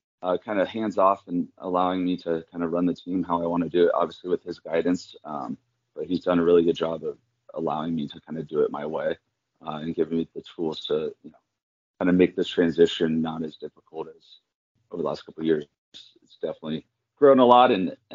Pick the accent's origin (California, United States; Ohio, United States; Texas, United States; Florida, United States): California, United States; So I'm originally from California